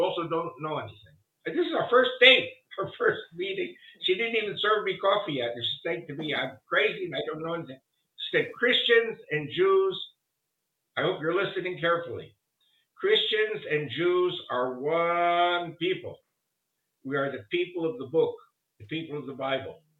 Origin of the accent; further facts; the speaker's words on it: New York, United States; first language Spanish; English is a second language; moved away as an adult; also born or lived in Argentina; now in Israel; they sent me to Hebrew school in New York. And I was born in 49. So in 1955, when I was six, I started going to Hebrew school in addition to public school